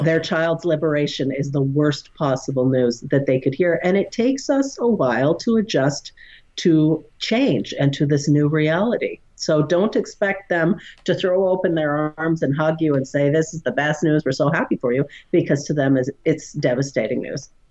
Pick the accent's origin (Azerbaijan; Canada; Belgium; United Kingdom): Canada; I just love being Canadian.